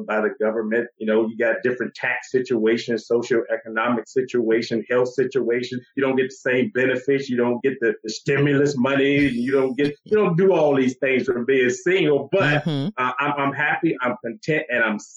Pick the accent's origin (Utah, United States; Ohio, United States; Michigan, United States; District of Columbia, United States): District of Columbia, United States; Washington; Born and raised in Washington, D.C.